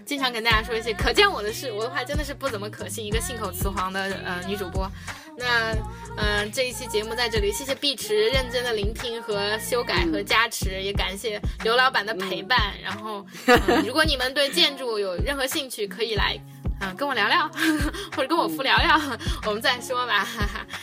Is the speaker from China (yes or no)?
yes; China; born there; 因为我们生在中国，活在中国。